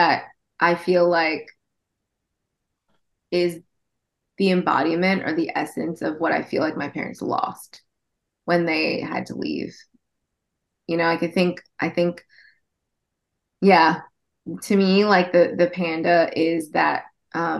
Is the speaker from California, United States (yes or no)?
yes; Orange County, California, United States; I grew up in Orange County